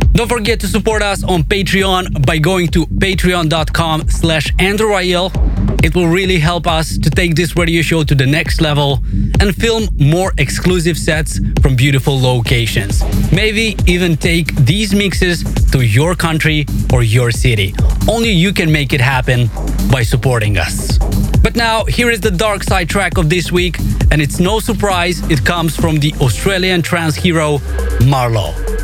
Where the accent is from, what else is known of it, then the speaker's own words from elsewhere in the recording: Moldova; my home country of Moldova